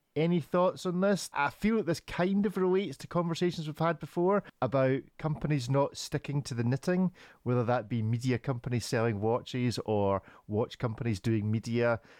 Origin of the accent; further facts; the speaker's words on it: Scotland, United Kingdom; as the Scotsman